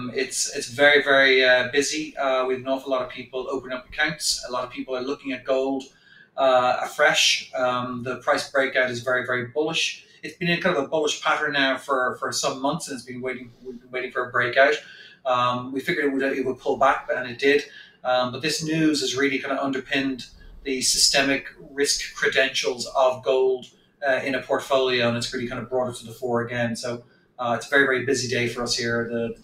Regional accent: Ireland; because we grew up in Europe, in Ireland in particular

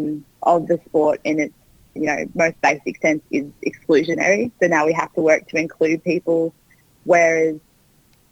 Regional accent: Queensland, Australia; growing up in Queensland, which is a bit more conservative in some ways

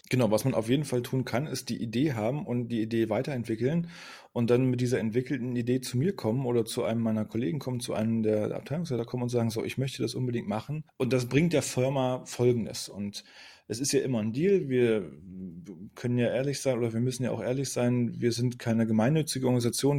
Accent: Magdeburg, Saxony-Anhalt, Germany; also born or lived in Rostock; Gebürtig bin ich Magdeburger, ich komme aus Magdeburg, habe auch hier studiert

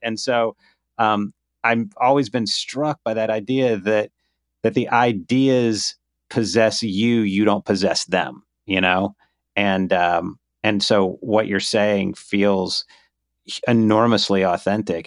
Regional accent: Myrtle Beach, South Carolina, United States; also born or lived in Charleston, South Carolina; I was born in Myrtle Beach.

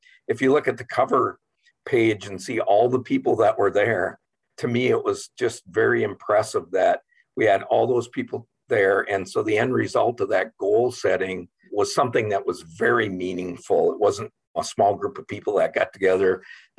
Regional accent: Morris, Minnesota, United States; I actually grew up in Morris and I'm a graduate from the University of Minnesota Morris

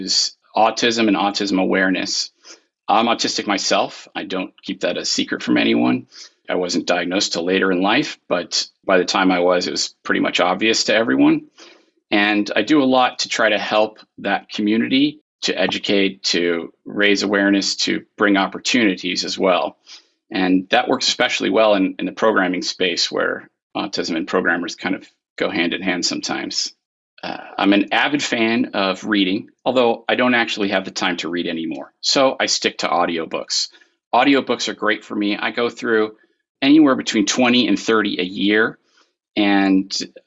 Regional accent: Arizona, United States; now in North Carolina, United States; I was born and raised in Arizona

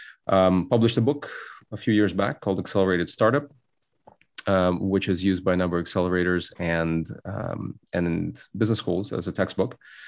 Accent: Cupertino, California, United States; also born or lived in Soviet Union; My family immigrated from the Soviet Union when I was a child. I grew up in Bay Area in Cupertino, went to Homestead High School

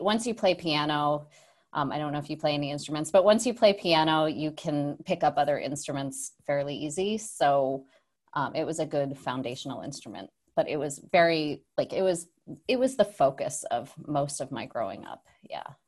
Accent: Saratoga Springs, New York, United States; I grew up, uh, upstate New York, small town called Saratoga Springs

